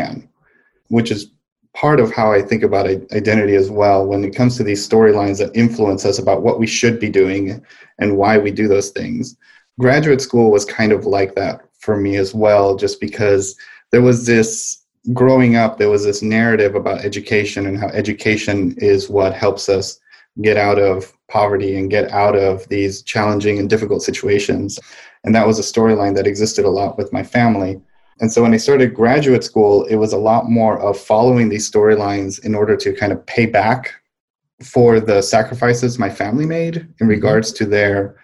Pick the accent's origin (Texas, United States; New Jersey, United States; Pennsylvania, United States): Texas, United States; El Paso; also born or lived in Santiago, Chile; I was born in Santiago, Chile, and moved to the U.S. when I was 5, and was raised in El Paso, Texas